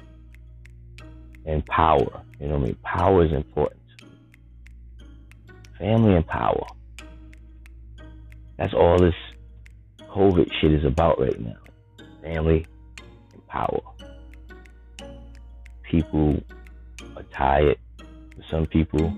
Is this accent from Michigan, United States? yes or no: no; New York City, New York, United States; I'm from the Bronx.